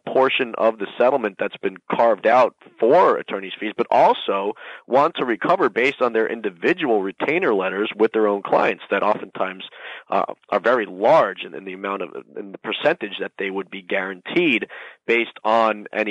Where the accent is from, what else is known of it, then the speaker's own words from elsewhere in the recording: Miami, Florida, United States; my hometown, Miami